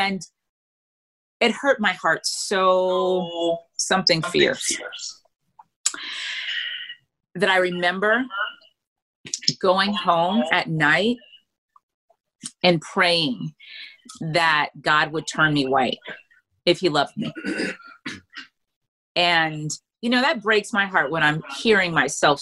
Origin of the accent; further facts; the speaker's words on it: Freeport, Grand Bahama, Bahamas; moved away; also born or lived in United States / Europe; growing up in the Bahamas, I did not know I was Black.